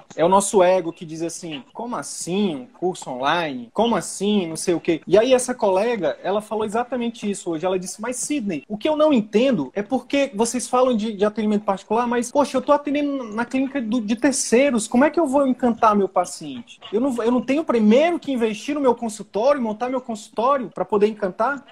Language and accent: Portuguese; Northeast Region, Brazil; eu sou nordestino na verdade